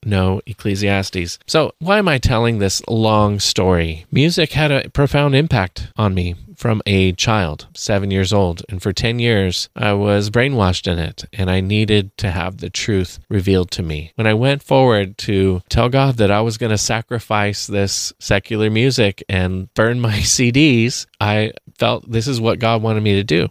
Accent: Santa Cruz, California, United States; I grew up in Santa Cruz, Northern California, very liberal town

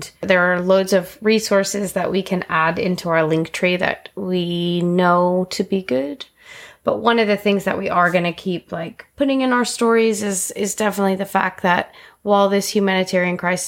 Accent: United States; as an American

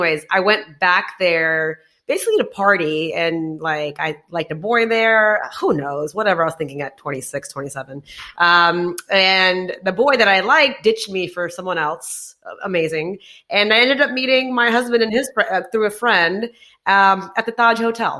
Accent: Houston, Texas, United States; moved away as an adult; also born or lived in Dubai / India; I'm actually from Houston.

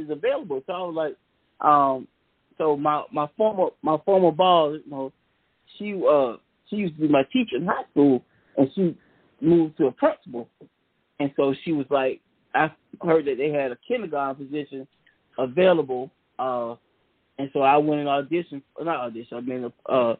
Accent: Savannah, Georgia, United States; I grew up in Savannah, Georgia

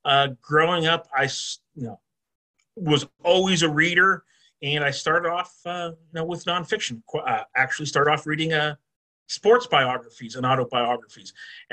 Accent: Girard, Pennsylvania, United States; moved away; also born or lived in Alaska; I grew up in Erie, Pennsylvania, in the northwestern corner of the state of Pennsylvania, small town outside of Erie by the name of Girard.

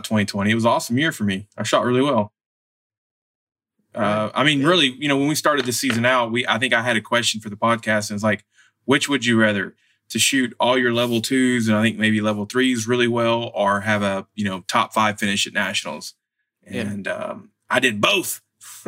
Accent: Texas, United States; I'm from Texas

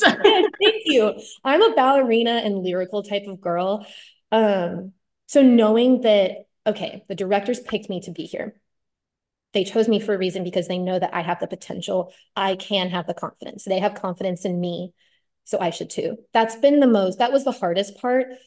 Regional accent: Austin, Texas, United States; I'm from Austin, Texas, born and raised

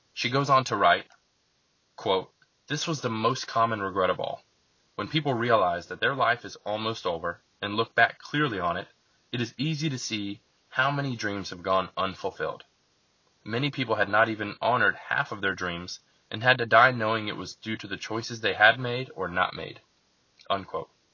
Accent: Lakeland, Florida, United States; also born or lived in Bartow, Florida; I was raised in Lakeland, Florida, which is just a bigger small city next to Bartow

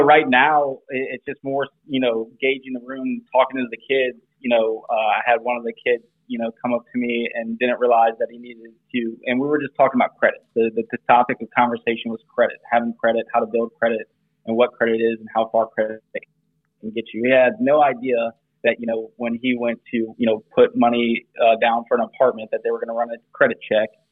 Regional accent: South Louisiana, United States; we're both from South Louisiana, went to the same high school together

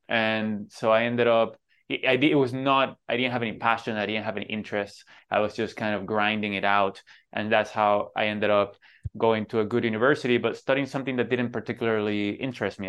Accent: Venezuela; moved away; growing up in Venezuela

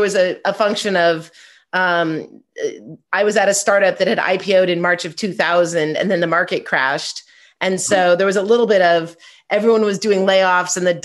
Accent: Southern California, United States; I'm from Southern California

